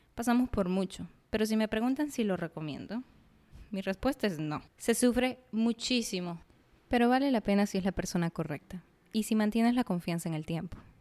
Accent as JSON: {"language": "Spanish", "region": "Arequipa", "country": "Peru", "said": "soy arequipeña. Digo, peruana"}